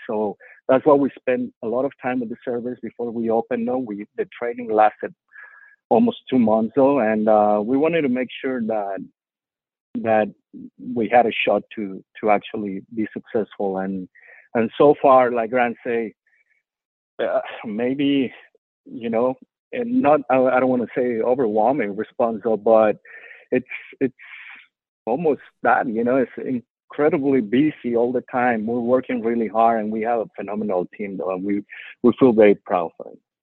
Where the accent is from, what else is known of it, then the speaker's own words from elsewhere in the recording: Mexico City, Mexico; also born or lived in Cuernavaca, Morelos, Mexico; now in Houston, United States; the dishes that I loved as a kid growing up in Mexico City and Cuernavaca